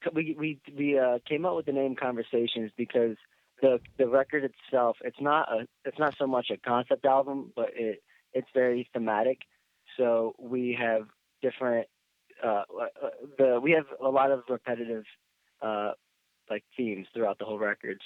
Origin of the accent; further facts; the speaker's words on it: Philadelphia, Pennsylvania, United States; also born or lived in Boston; I eventually decided just to come back to my hometown